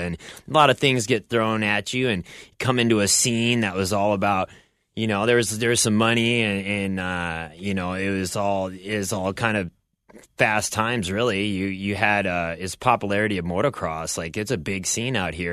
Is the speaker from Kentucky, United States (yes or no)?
no; Bellevue, Nebraska, United States; now in Southern California, United States; I grew up in Bellevue, Nebraska. It's a small town just outside of Omaha